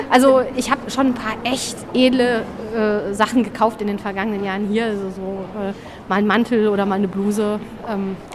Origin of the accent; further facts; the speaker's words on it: Solingen, North Rhine-Westphalia, Germany; ich komme aus dem Bergischen, ähm, aus Solingen, um genau zu sein.